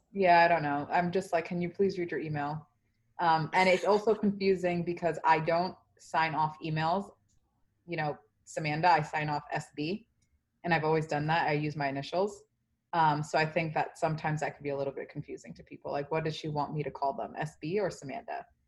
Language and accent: English; New York City, New York, United States; also born or lived in Dominican Republic; I grew up in the South Bronx